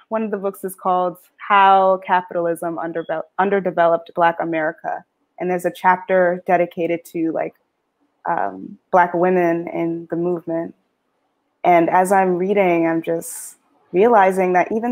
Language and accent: English; New Haven, Connecticut, United States; born or raised there; also born or lived in Boston